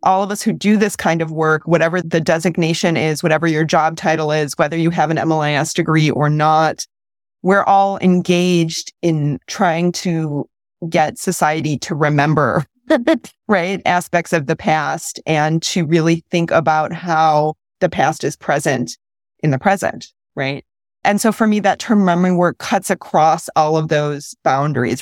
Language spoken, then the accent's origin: English; Midwest, United States; I'm from the Midwest.